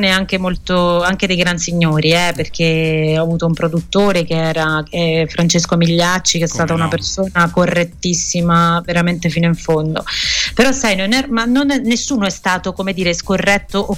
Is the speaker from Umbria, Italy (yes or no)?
yes; Umbria, Italy; moved away; io sono proprio tornata, io sono Umbra, sono mm-hmm. cresciuta in un paese Bellissimo. piccolino e sono tornata a vivere qua.